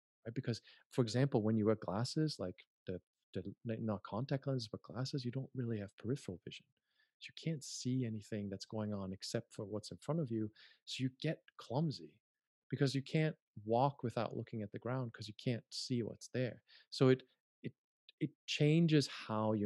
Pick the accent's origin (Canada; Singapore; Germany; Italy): Germany; moved away as an adult; also born or lived in United States; I'm from Germany